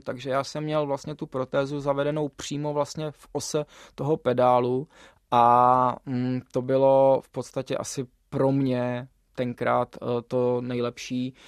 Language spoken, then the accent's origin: Czech; Czechia; jsem jako Čech mohl jezdit za reprezentaci Dominikánské